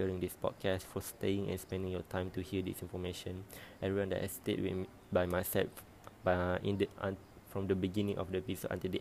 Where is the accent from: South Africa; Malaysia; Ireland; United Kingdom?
Malaysia; as a Malaysian